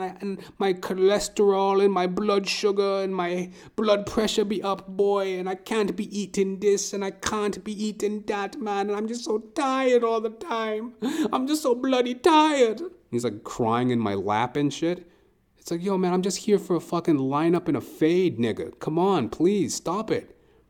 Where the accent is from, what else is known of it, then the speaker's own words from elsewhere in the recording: Trinidad & Tobago; He was this old Trinidadian dude, right? And I'm Trinidadian, right? So I felt that connection.